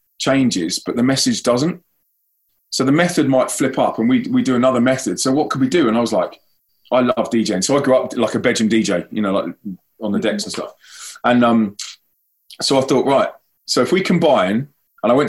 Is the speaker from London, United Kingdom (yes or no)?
yes; London, United Kingdom; moved away as an adult; now in Manchester, United Kingdom; I'm from London.